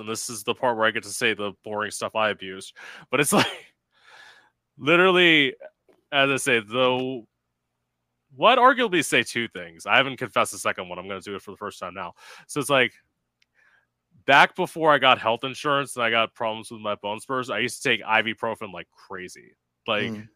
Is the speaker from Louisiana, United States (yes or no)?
no; an hour from West Palm Beach, Florida, United States; my hometown, which is like an hour away